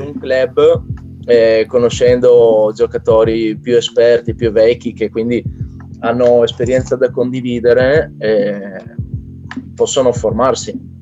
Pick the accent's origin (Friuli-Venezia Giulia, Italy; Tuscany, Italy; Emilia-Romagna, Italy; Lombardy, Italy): Friuli-Venezia Giulia, Italy; Trieste; Da triestino a triestino, per cui adesso l'ho ereditato. Eh, per il momento sono l'unico triestino in circolazione